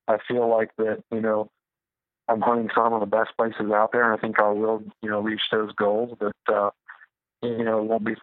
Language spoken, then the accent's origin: English; Midwest, United States; I grew up in the Midwest